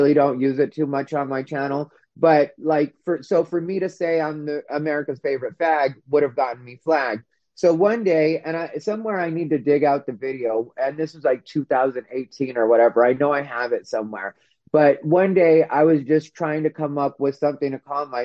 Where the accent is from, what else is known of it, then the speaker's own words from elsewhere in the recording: Arizona, United States; I'm from Arizona and we have a high Native population